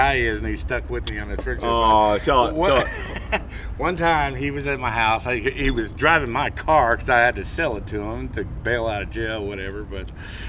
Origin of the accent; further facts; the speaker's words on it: Needles, California, United States; moved away; I was born in the Old Needles